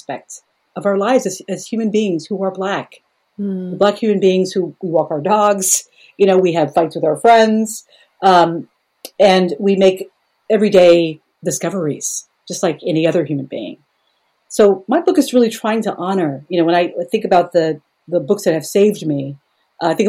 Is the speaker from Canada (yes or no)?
no; United States; I am an American.